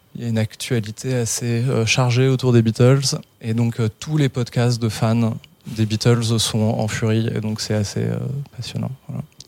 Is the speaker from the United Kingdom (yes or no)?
yes; London, United Kingdom; moved away; j'ai grandi en Angleterre, en fait. Où ça, en Angleterre À Londres